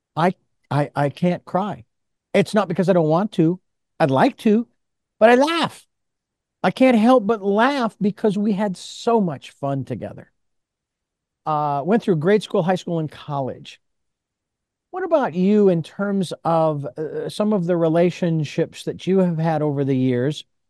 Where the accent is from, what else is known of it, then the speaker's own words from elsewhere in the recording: Phoenix, Arizona, United States; growing up in the Southwest in Phoenix, Arizona